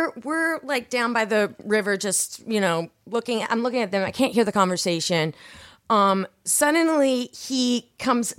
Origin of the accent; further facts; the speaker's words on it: Seattle, Washington, United States; also born or lived in Chicago / Issaquah, Washington; I'm from Seattle